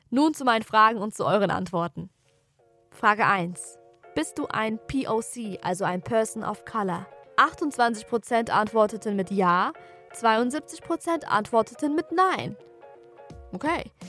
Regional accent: Offenbach, Hesse, Germany; Oder der Klassiker, wo kommst du eigentlich her? So. Ja, dann sage ich Offenbach.

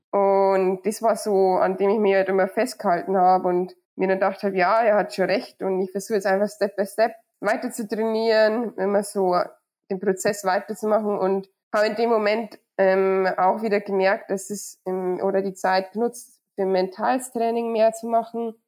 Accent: Surberg, Bavaria, Germany; bei mir zu Hause, weil ich bin ja auf dem Hof aufgewachsen

